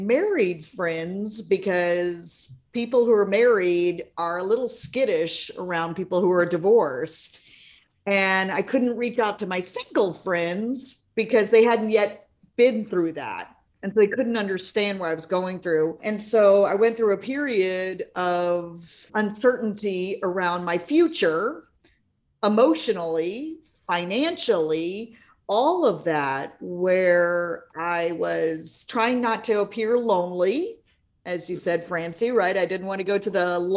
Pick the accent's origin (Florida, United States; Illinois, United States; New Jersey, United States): Florida, United States; I'm a native Floridian